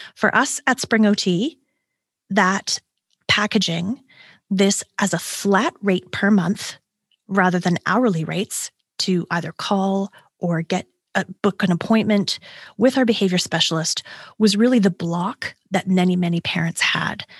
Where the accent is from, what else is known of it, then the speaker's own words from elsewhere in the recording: Canada; I'm a Canadian